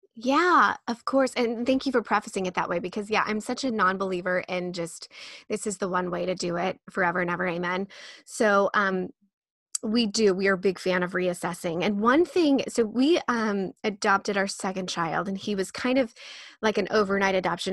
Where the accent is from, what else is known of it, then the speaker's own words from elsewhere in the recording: Midwest, United States; I was born and raised in the Midwest, which is, like, bootstrap country